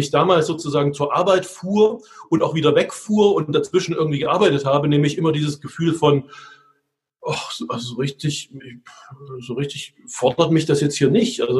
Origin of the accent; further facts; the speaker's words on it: Budapest, Hungary; now in Germany; Also ähm, ich bin in Ungarn aufgewachsen, ich komme aus einer deutsch-ungarischen Familie ähm, äh, oder ostdeutsch-ungarischen Familie und wir sind in Budapest aufgewachsen